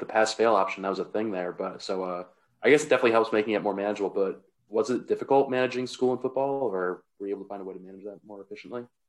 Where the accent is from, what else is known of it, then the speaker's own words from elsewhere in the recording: Rhode Island, United States; I'm from Rhode Island